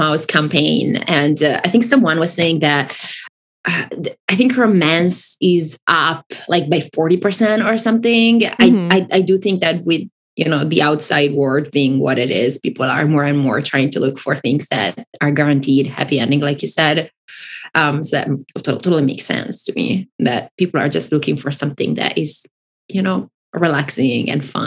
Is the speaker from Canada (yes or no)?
no; Italy; English is a second language; moved away; I grew up in Italy and I didn't grow up speaking English. Like, I learned English when I was in my teens.